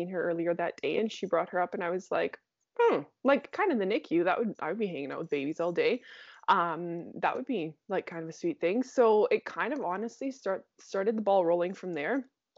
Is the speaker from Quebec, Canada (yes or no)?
no; Saskatchewan, Canada; Yeah, born and raised in Saskatchewan, and I'm still right outside the city.